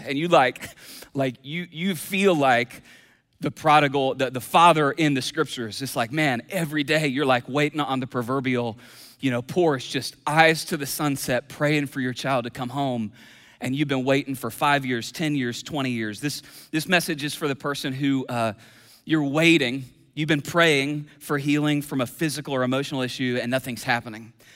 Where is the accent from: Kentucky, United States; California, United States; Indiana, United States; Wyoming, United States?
Kentucky, United States; I'm from Kentucky